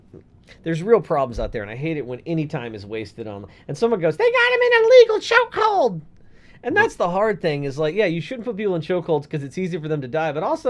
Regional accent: Texas, United States; In Texas, I can walk around my own home juggling fucking handguns. That's my right as a Texan.

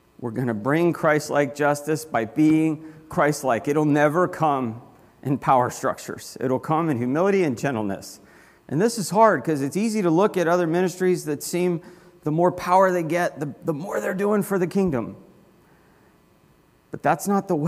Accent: Florida, United States; I grew up in Florida

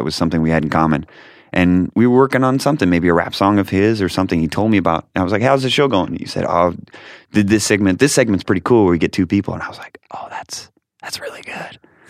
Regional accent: Rochester, New York, United States; born there; I was born in Rochester, New York.

